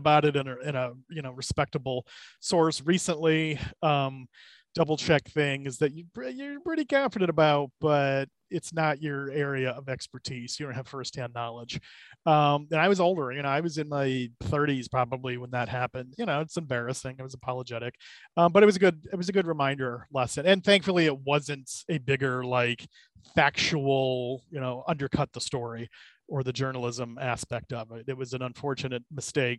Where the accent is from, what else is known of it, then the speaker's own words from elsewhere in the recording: Cleveland, Ohio, United States; moved away as an adult; now in Detroit, United States; I'm from Cleveland originally, so I love my hometown teams